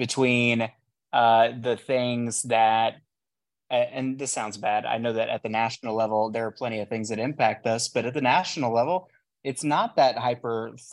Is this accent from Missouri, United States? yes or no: yes; Kansas City, Missouri, United States; we're from Kansas City